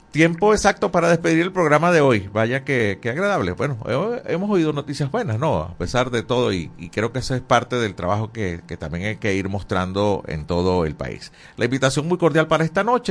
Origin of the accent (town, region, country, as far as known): Venezuela